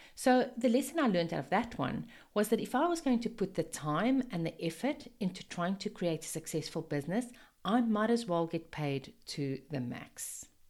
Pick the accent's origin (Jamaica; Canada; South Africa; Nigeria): South Africa; accent: Afrikaans; moved away as an adult; also born or lived in United Kingdom / Zimbabwe; now in Sunshine Coast, Australia; I've actually lived in four different countries, starting in South Africa. Yes, this is my very Afrikaans accent.